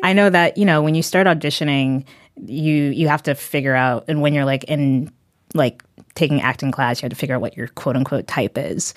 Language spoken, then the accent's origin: English; New Haven County, Connecticut, United States; I grew up in the New Haven County area